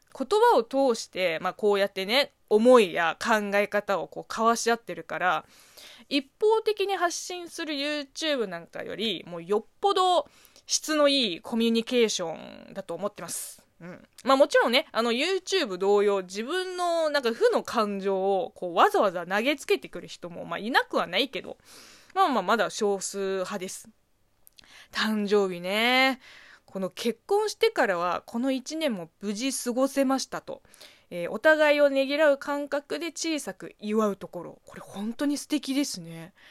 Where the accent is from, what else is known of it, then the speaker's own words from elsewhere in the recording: China; moved away; 中国生まれ、中国育ちの私